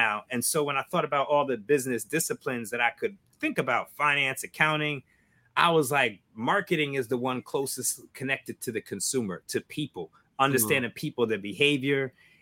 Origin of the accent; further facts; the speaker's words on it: Albany, New York, United States; we grew up in Albany, upstate